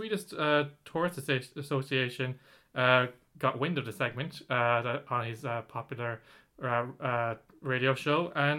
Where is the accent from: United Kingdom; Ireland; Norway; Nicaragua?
Ireland; Yeah, we're Irish after all. We have that Catholic guilt.